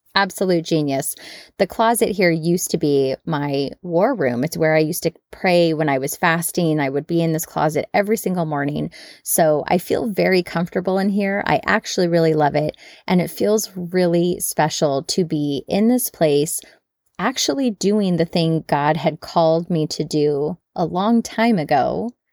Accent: United States; we Americans

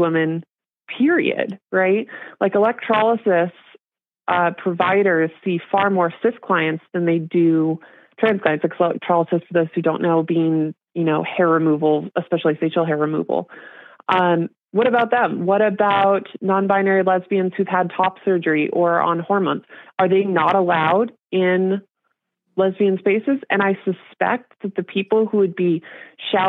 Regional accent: Portland, Oregon, United States; I'm from Portland

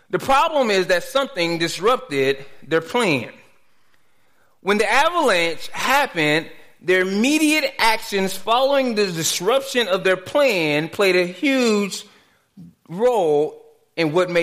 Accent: Dallas, Texas, United States; growing up in Dallas

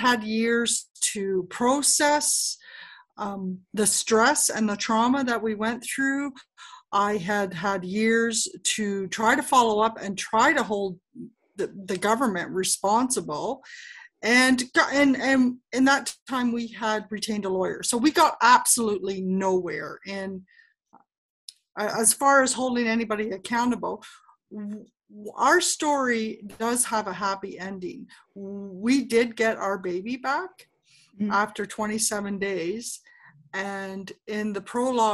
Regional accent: Canada; I am Canadian

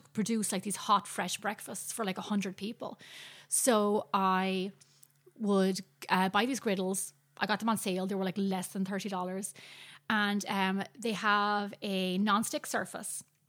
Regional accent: Ireland; now in United States; growing up in Ireland

